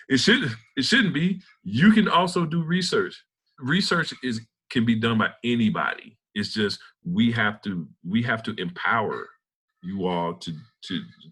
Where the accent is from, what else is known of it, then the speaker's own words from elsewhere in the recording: Centerville, Mississippi, United States; moved away as an adult; also born or lived in Cleveland, Ohio / Tuskegee, Alabama / Auburn, Alabama; I was born in Cleveland, Ohio. Mm-hmm. And in middle school, my family moved to Centerville, Mississippi. Okay. And let me just say about Centerville, Mississippi, we have no traffic lights.